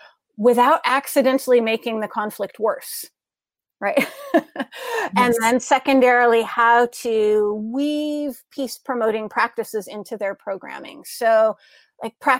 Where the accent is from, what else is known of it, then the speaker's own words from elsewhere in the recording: United States; moved away as an adult; as an American here in the United States, which I see through a unique lens because I lived and worked a lot of my adult life overseas. I'm a returnee to my home